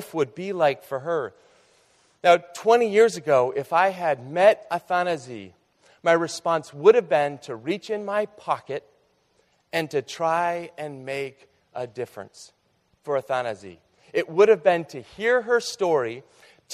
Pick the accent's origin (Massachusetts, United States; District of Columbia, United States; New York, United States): Massachusetts, United States; outside of Boston; I grew up outside of Boston in Carland.